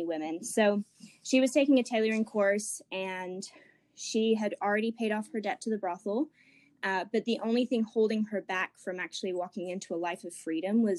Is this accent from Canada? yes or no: no; England, United Kingdom; moved away as an adult; also born or lived in Ecuador; now in Asheville, United States; But I am originally from England. I was there most of my sort of like childhood, but I did live in Ecuador for 4 years as a missionary kid with my family